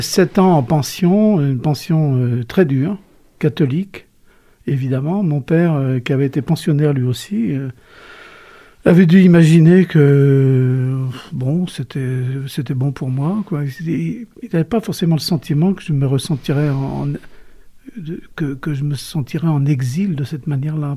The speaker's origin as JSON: {"language": "French", "town": "Cholet", "region": "Pays de la Loire", "country": "France", "tie": "born or raised there", "said": "Je suis né à Cholet."}